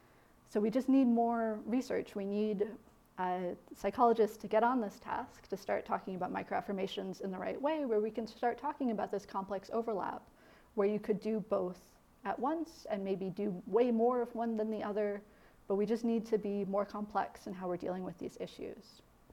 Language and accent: English; Midwest, United States; Again, I'm from the Midwest. I was like taught to be kind of quiet.